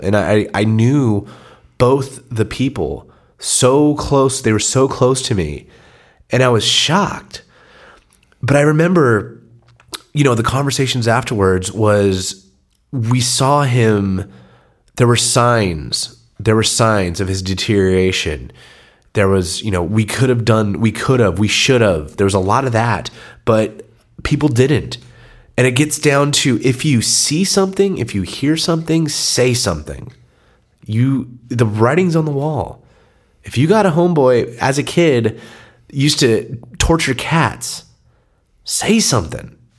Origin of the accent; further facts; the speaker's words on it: San Diego, California, United States; born and raised in San Diego, proud to be a San Diegan